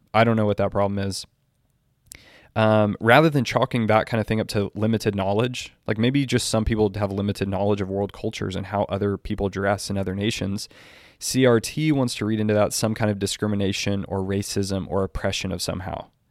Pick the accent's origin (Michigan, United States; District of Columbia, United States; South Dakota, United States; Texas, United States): Texas, United States; I'm from Texas